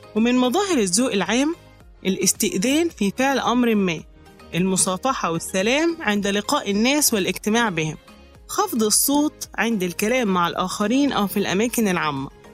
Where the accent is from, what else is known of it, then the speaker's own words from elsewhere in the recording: Egypt; إننا كمصريين